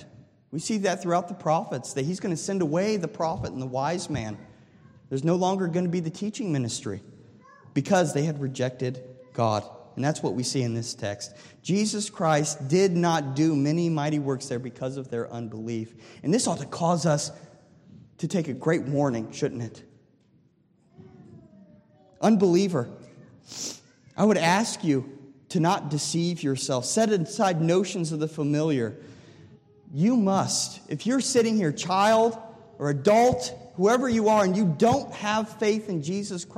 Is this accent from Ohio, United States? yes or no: yes; Delphos, Ohio, United States; when I was growing up in Delphus, Ohio.